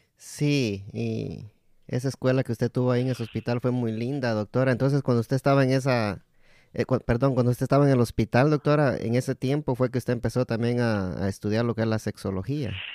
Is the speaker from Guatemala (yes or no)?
yes; Guatemala; mi país, Guatemala